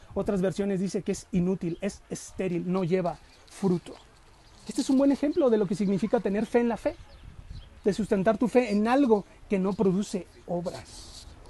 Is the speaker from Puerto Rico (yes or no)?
no; Mexico; yo soy mexicano y mi INE muestra que soy mexicano.